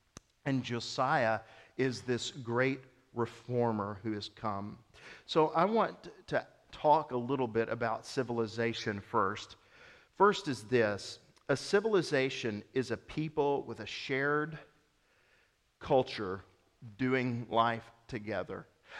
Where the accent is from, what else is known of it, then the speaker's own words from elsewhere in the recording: Mississippi, United States; I'm not just from the South. I'm from Mississippi. I'm a Mississippian. But you might want to nuance it and you're like, well, Mississippi's a big state. I'm from Northeast Mississippi.